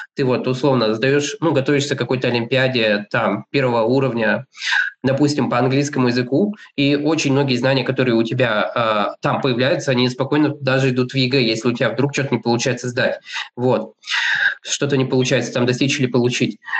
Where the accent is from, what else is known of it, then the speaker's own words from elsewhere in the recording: Kurgan, Kurgan Oblast, Russia; moved away as an adult; also born or lived in Moscow; родился я в городе Кургане, там учился в школе